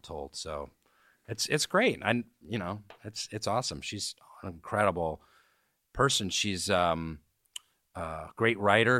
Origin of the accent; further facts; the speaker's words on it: Seattle, Washington, United States; moved away as an adult; also born or lived in New York City; my parents are kinda hippie, Bohemian types in Seattle